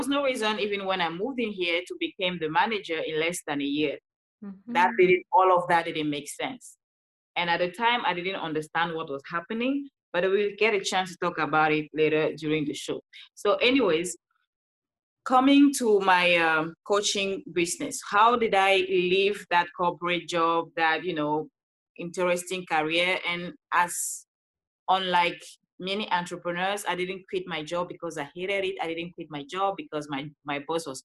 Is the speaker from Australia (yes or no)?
no; Cameroon; English is a second language; moved away as an adult; now in Los Angeles, United States; I'm originally from Cameroon. That's why you hear this beautiful accent